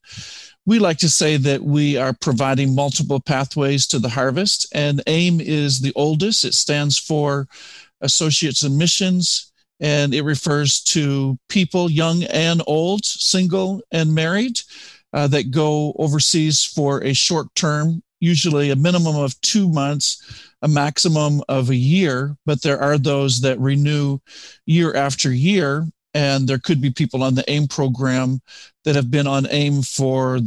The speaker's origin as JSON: {"language": "English", "country": "Canada", "also_born_or_lived": "Nigeria / Ghana", "moved": "as an adult", "lives_now": "United States", "said": "I come from Canada"}